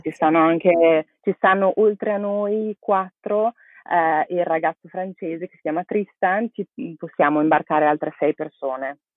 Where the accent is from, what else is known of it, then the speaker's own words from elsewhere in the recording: Brescia, Lombardy, Italy; moved away as an adult; also born or lived in Barcelona; sono originaria di Brescia